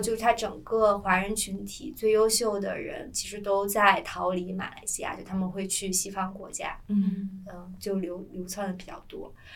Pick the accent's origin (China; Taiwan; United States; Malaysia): China; northern China; 作为一个北方人，之前我都说堵车